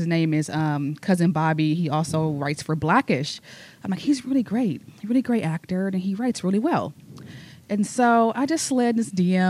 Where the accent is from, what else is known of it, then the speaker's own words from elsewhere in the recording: the Bay Area, California, United States; moved away; I'm from the Bay.